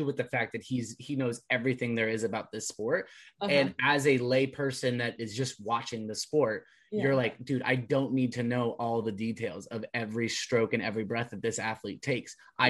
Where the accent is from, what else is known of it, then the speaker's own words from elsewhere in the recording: West Coast, United States; Because to me, coming from the West Coast, crew was a sport that you did like right after graduating high school